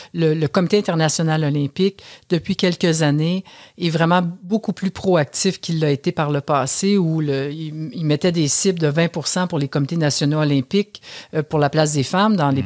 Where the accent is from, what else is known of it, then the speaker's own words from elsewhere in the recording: Canada; chez nous au Canada